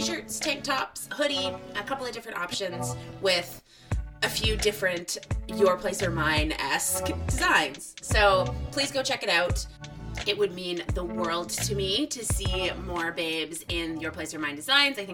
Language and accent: English; Guelph, Ontario, Canada; now in Toronto, Canada; growing up in Guelph